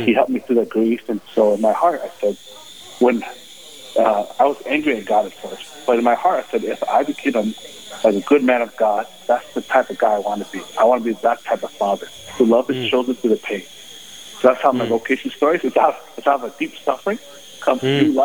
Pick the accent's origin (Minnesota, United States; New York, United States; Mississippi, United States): Minnesota, United States; Owatonna; I grew up in Old Tana all my life